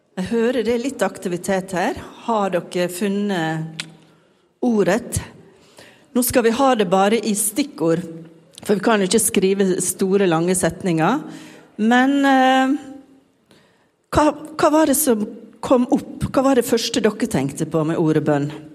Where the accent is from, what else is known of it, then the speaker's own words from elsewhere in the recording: Sunnmøre, Møre og Romsdal, Norway; accent: Sunnmøre dialect; hvis dere syns jeg snakker rart, så er det bare fordi jeg er sunnmøring